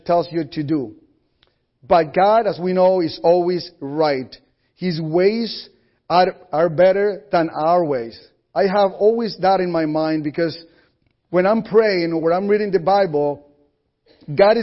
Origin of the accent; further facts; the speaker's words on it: Colombia; first language Spanish; English is a second language; now in United States; I'm Colombian, I'm originally from Colombia, South America